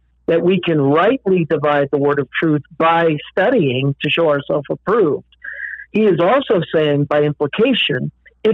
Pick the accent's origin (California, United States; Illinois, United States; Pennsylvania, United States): Pennsylvania, United States; Erie; I was an associate pastor at a local church in my hometown of Erie, Pennsylvania.